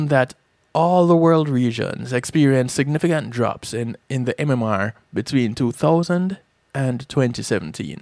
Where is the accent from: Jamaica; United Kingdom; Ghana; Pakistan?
Jamaica; moved away; Growing up in Jamaica